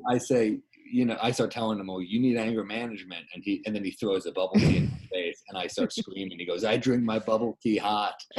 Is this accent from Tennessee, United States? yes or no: no; New York, United States; I'm a New Yorker